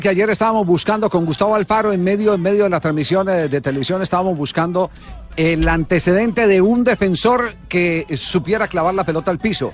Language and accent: Spanish; Colombia